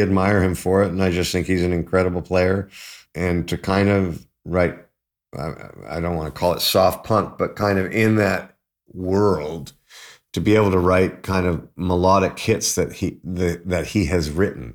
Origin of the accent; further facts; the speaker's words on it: Toronto, Ontario, Canada; also born or lived in London, United Kingdom; growing up in Toronto